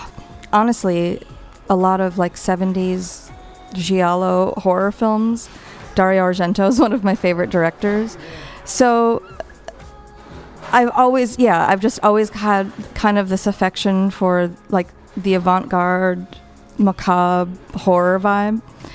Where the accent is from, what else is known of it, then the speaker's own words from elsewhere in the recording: Wisconsin, United States; also born or lived in New York / San Francisco; now in Los Angeles, United States; Yeah, I'm from Wisconsin.